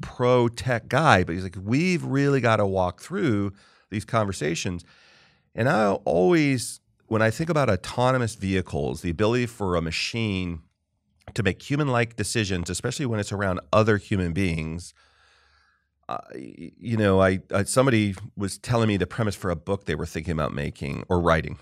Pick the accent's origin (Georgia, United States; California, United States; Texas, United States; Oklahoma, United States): California, United States; Southern; also born or lived in Marlborough, Massachusetts; When I was a kid, we lived in Marlboro, Mass for two years. We moved out there from Southern California